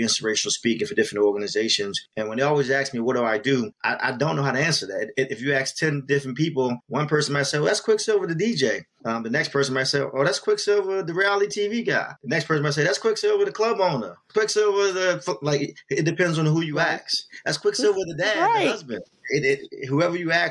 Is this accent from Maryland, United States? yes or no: yes; Baltimore, Maryland, United States; moved away as an adult; now in Washington, D.C., United States; I'm born and raised in Baltimore, East Baltimore and Shadyside Road, to be exact. But I've been based out of the Washington, D.C. area for the last 20 plus years.